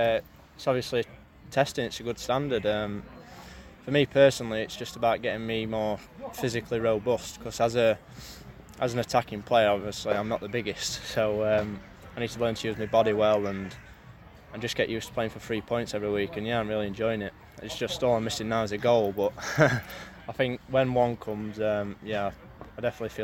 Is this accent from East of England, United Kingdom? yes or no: no; Rotherham, Yorkshire and the Humber, United Kingdom; I'm from Rotherham, we train in Sheffield anyway, so it's ideal, so training's close.